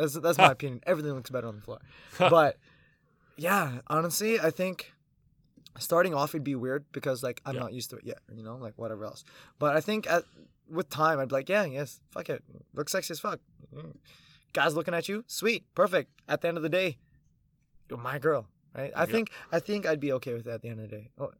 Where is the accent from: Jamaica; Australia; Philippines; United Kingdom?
Philippines; I'm 5'7", I'm Filipino.